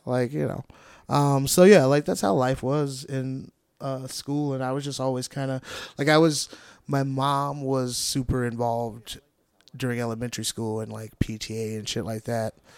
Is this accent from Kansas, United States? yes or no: no; Gary, Indiana, United States; also born or lived in East Chicago, Indiana; I grew up in Gary